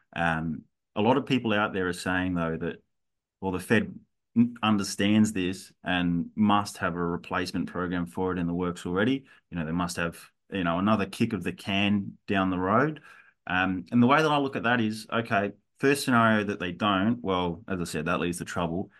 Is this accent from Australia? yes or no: yes; Australia; from my perspective as an Australian